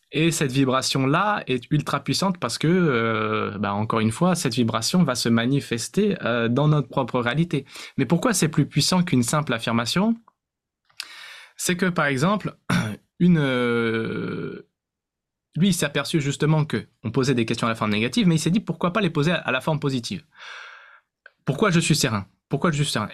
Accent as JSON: {"language": "French", "country": "France", "said": "on est né en France, euh, On a certainement, euh, beaucoup de, de, de points communs parce qu'on est français"}